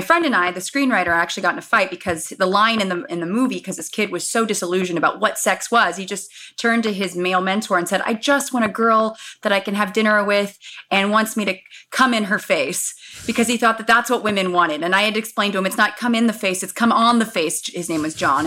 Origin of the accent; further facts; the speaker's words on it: Los Angeles, California, United States; I was born and raised in Los Angeles